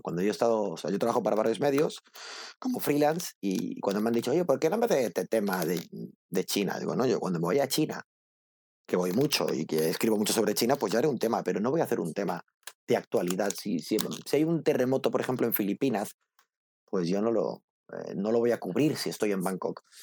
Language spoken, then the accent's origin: Spanish; El Prat de Llobregat, Catalonia, Spain; moved away as an adult; also born or lived in Barcelona; yo soy del Prat de Llobregat